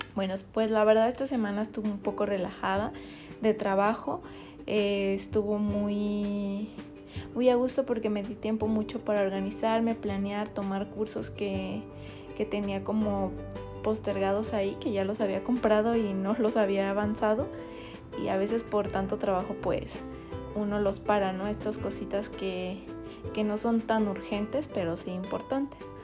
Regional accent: Buenavista de Cañedo, Jalisco, Mexico; somos de Buenavista de Cañedo, es un pueblo muy chiquito

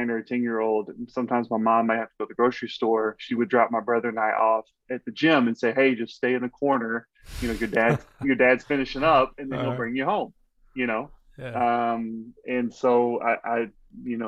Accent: Pittsburg, Texas, United States; moved away as an adult; now in Chicago, United States; I'm from Texas originally, born and raised on a farm, you know, grew up on like 80 something acres

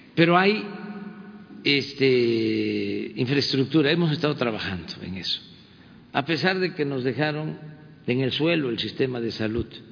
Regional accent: Mexico; más fraternos de lo que somos los mexicanos

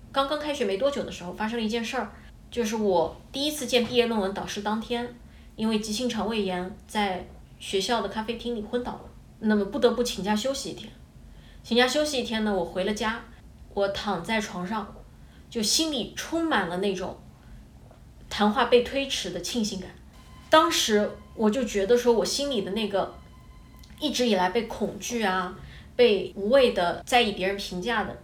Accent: China; moved away as an adult; also born or lived in Scotland; now in Japan; 我作为一个中国人

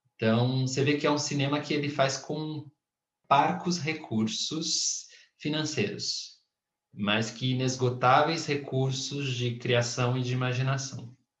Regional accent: Brazil; eu ser brasileiro

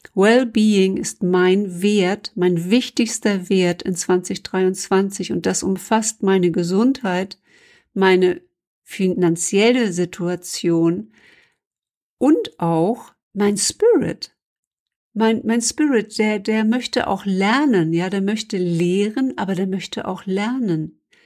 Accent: Germany; als Deutsche

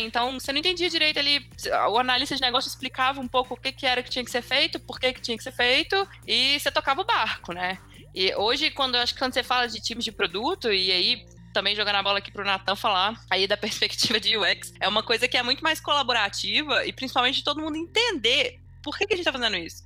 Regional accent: Belo Horizonte, Minas Gerais, Brazil; sou de BH também.

